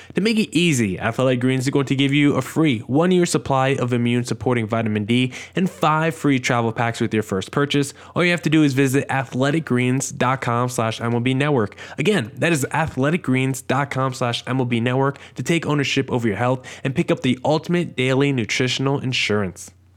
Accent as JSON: {"language": "English", "region": "New Jersey", "country": "United States", "said": "I'm also from New Jersey"}